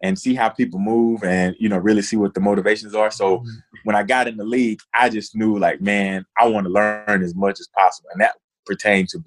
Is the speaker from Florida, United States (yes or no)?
no; Cartersville, Georgia, United States; moved away as an adult; I grew up in Northwest Georgia in a small town, Cartersville.